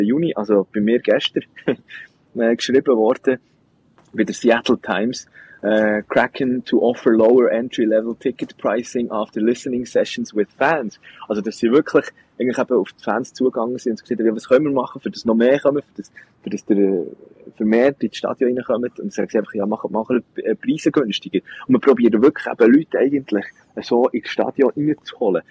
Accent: Bern, Switzerland; als äh, Berner Giel

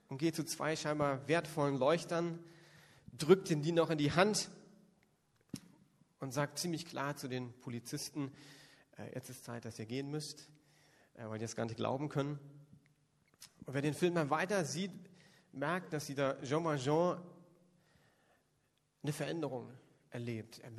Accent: Northern Germany, Germany; now in Berlin, Germany; Das würde bei uns in Berlin überhaupt nicht ankommen und ich komme von der Küste geht das gar nicht.

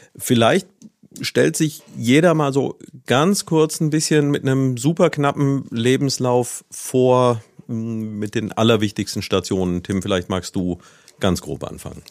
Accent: Neuwied, Rhineland-Palatinate, Germany; moved away as an adult; ich selbst bin ja gebürtiger Neuwieder und hier aufgewachsen

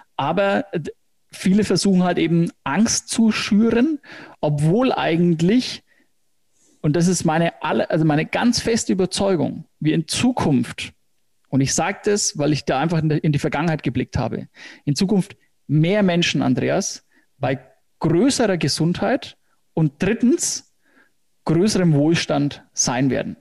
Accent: Hersbruck, Bavaria, Germany; accent: Franconian; Fränkisch, genau, also ich komme aus Hersbruck

